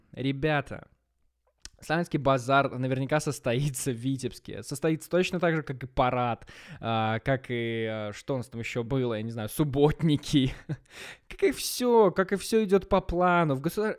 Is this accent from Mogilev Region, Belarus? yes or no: no; Maladzyechna, Minsk Region, Belarus; now in Minsk, Belarus; я волею судьбы оказался дома, в родном городе, в Молодечно